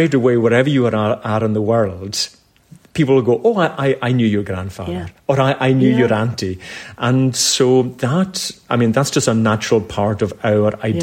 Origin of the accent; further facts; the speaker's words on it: Cromore, Scotland, United Kingdom; moved away; I'm from a village called Cromor, which is a wee village on the Isle of Lewis